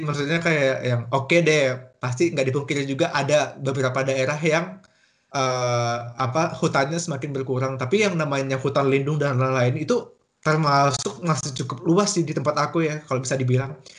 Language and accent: Indonesian; Kalimantan, Indonesia; moved away as an adult; also born or lived in Germany; sebagai orang Kalimantan sendiri. Emang aku bukan orang Kalimantan Selatan